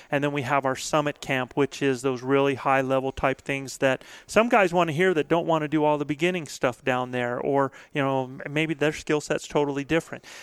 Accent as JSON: {"language": "English", "town": "Albuquerque", "region": "New Mexico", "country": "United States", "said": "Uh, I'm from Albuquerque."}